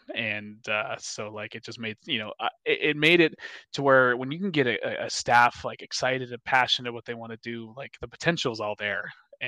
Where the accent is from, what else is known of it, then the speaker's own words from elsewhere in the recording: Minnesota, United States; because I have blonde hair, blue eyes, and I'm from Minnesota, so like I love butter.